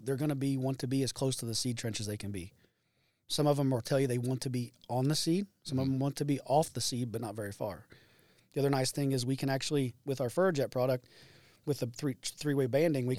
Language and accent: English; Greensburg, Indiana, United States; I'm from Greensburg, Indiana